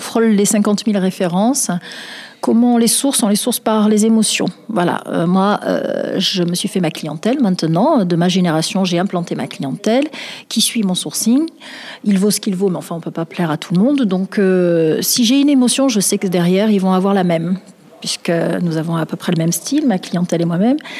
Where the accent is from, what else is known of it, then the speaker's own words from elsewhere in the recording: Marseille, Provence-Alpes-Côte d'Azur, France; j'ai vécu à Noailles, j'ai grandi à Noailles. Je, je suis une enfant de Noailles, vraiment